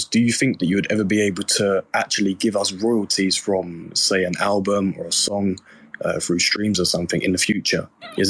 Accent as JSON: {"language": "English", "region": "England", "country": "United Kingdom", "said": "I'm from England too"}